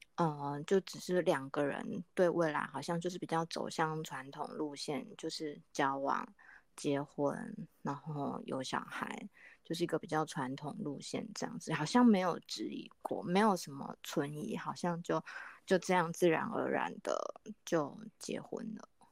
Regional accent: Kaohsiung, Taiwan; 我是来自高雄的

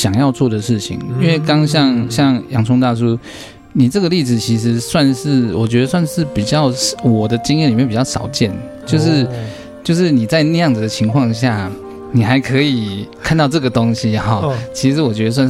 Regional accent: China; 因为呃，我们中国人啊，就就像我刚刚说的，八字就是很现实的学问

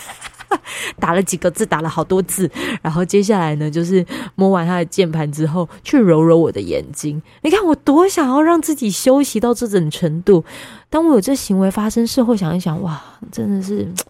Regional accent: Pingtung County, Taiwan; moved away; also born or lived in Kaohsiung; 宝仪在我的故乡

